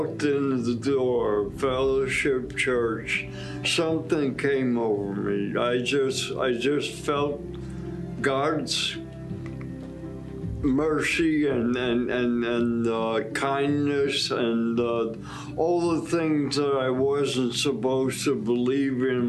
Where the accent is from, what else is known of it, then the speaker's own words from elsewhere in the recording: New York City, New York, United States; I was born in Brooklyn, New York, with an Irish Catholic